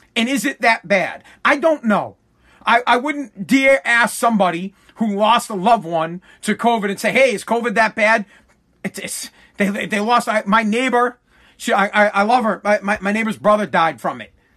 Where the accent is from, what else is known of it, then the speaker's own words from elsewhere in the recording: Boston, Massachusetts, United States; I'm from Boston